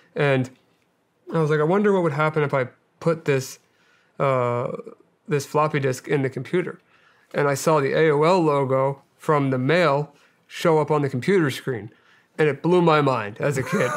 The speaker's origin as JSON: {"language": "English", "area": "Delaware County", "region": "Pennsylvania", "country": "United States", "tie": "born or raised there", "said": "I grew up outside of uh, right outside of West Philadelphia in uh, Delaware County, Pennsylvania, and uh, I yeah I lived there most of my life"}